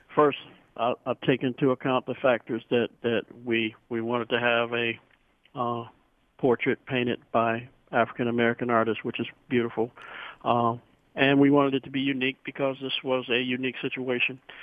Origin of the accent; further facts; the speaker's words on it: India; now in Novi, United States; I'm from India